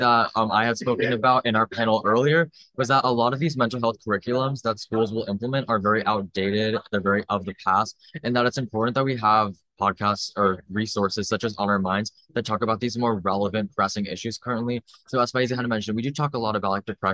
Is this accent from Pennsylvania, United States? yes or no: no; Wyckoff, New Jersey, United States; So I'm from Wyckoff, New Jersey.